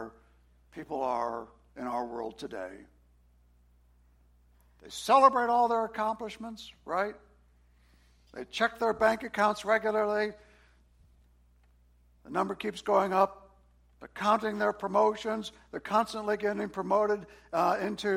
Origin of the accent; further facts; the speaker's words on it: New Orleans, Louisiana, United States; moved away as an adult; also born or lived in Washington, D.C.; I grew up in New Orleans in the party scene.